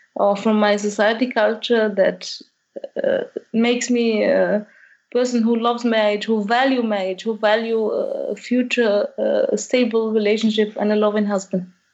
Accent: Algeria; moved away as an adult; now in Germany; I'm from Algeria as well, so North Africa.

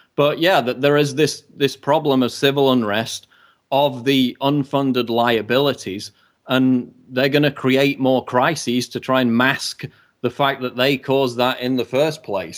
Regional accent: United Kingdom; as a British citizen

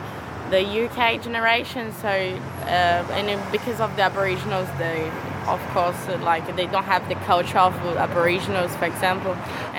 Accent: Brazil; now in Australia; Well, I come from Brazil, so compared to Brazil that it like has more black people, I would say that has white privilege for sure. I already had a few cases that, I'm a black girl

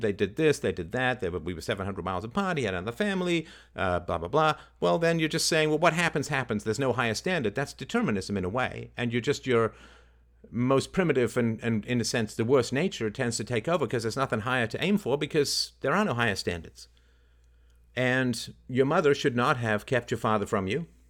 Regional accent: England, United Kingdom; I had hamsters when I was growing up in England

